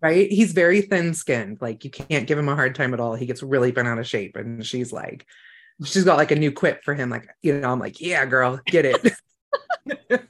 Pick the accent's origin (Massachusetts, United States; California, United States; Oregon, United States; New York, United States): California, United States; Emerald Triangle; I grew up in the Emerald Triangle